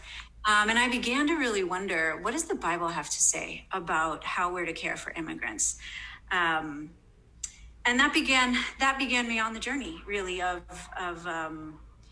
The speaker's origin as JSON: {"language": "English", "country": "United States", "said": "as an American in a non-American context"}